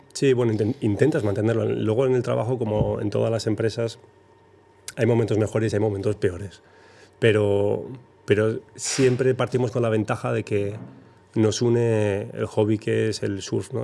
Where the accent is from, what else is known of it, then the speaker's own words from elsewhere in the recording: Zarautz, Basque Country, Spain; yo soy de Zarauz. De Zarauz hemos salido muchos surfistas de las grandes